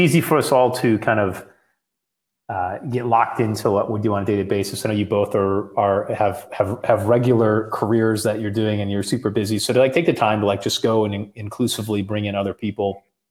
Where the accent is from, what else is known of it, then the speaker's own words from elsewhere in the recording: West Michigan, United States; moved away; also born or lived in Laguna Beach, California; I'm from West Michigan. And actually the area I grew up in is there's more Spanish speaking